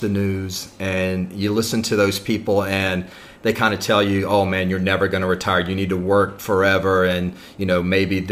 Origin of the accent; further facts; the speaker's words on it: Mississippi, United States; moved away as an adult; also born or lived in Japan; now in Chiang Mai, Thailand; I'm originally from Mississippi, and that's where I met my wife, and we got jobs with the Department of Defense working in Japan overseas, and we worked there for 16 years